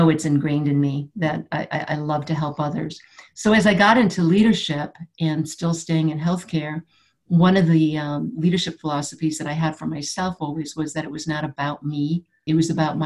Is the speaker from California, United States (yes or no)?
no; Buffalo, New York, United States; I grew up in Buffalo, New York